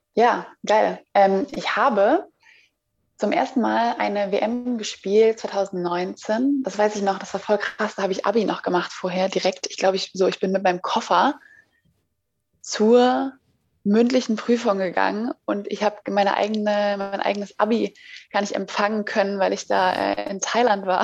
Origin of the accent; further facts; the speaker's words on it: Zurich, Switzerland; accent: Swiss German; also born or lived in Florida, United States; now in Berlin, Germany; ich äh, bin in der Schweiz geboren. Ich bin Schweizerin in Zürich und äh, amigs rede ich auch die Schweizerdeutsch